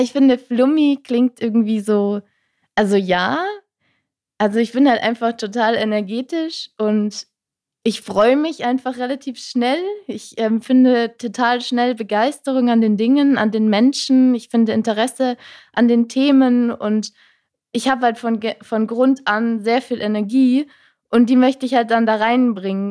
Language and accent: German; Rhine-Main area, Germany; ich komme eigentlich äh, raus aus dem Rhein-Main-Gebiet